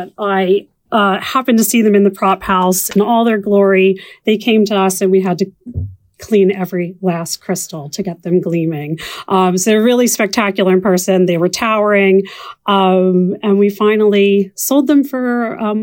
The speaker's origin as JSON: {"language": "English", "town": "Philadelphia", "region": "Pennsylvania", "country": "United States", "tie": "born or raised there", "said": "I am from the Philadelphia area."}